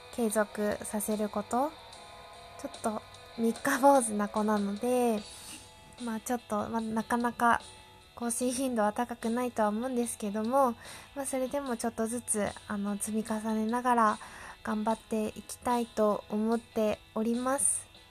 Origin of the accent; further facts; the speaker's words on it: Yamagata, Japan; also born or lived in Chiba Prefecture / Tokyo; now in Chiba, Japan; 私、えっと、山形県出身。現在千葉千葉県在住